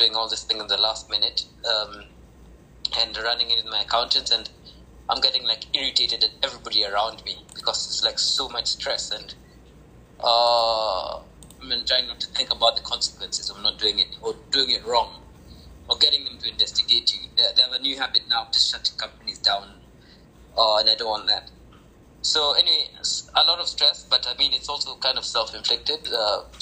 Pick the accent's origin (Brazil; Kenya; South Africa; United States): Kenya; I'm from Kenya